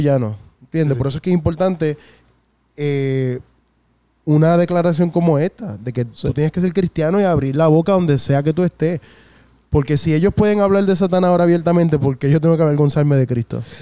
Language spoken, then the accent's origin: Spanish; San Juan, Puerto Rico; yo me crié en Villa Palmera este, hasta los 13 años.